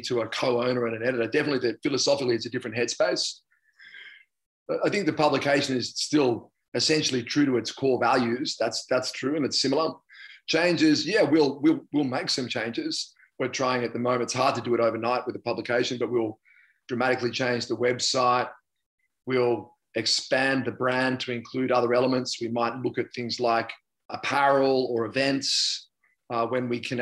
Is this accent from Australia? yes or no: yes; Australia